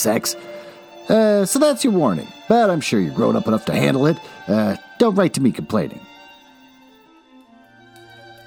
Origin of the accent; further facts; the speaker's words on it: Minnesota, United States; my home state, Minnesota.